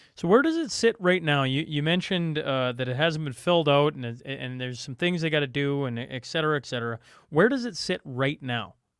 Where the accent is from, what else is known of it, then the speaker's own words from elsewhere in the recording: Alberta, Canada; I'm talking about my hometown. I'm talking about the two biggest cities in, in, uh, in Alberta